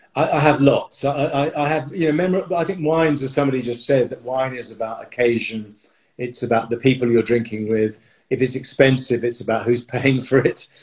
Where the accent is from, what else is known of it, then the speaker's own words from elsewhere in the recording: United Kingdom; I'm very British